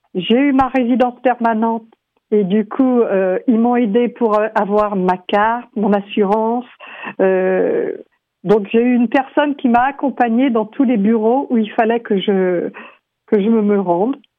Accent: France; moved away as an adult; now in Vancouver, Canada; je suis française, et euh, arrivée à Vancouver

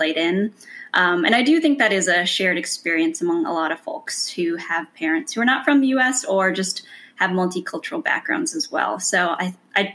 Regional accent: California, United States; moved away as an adult; growing up in California really meant growing up in nature.

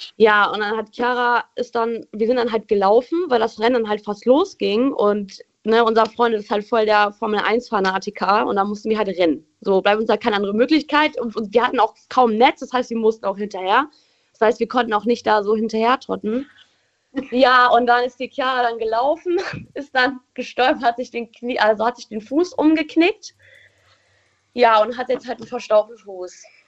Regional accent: Rommerskirchen, North Rhine-Westphalia, Germany; ich komme aus Rommerskirchen.

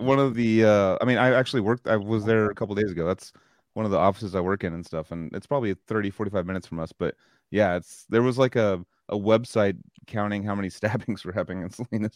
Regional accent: Australia; being Australian. People are like, oh, whoa, your accent's very uh, different.

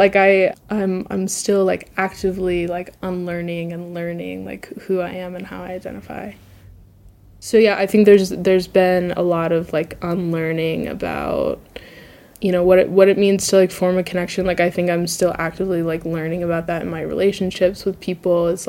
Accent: Southeast, United States; also just, like, generally growing up in the Southeast, like, I knew, like, a couple of, like, gay people growing up

